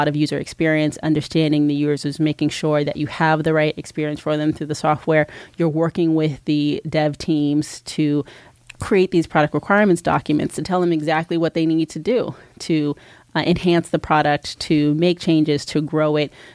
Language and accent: English; New Jersey, United States; moved away as an adult; also born or lived in New York; now in Los Angeles, United States; I'm originally from New Jersey. I moved here from New York about 4.5 years ago and never looked back.